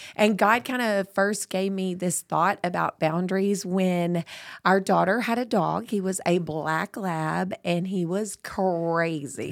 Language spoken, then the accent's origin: English; Tyler, Texas, United States; I was born in Tyler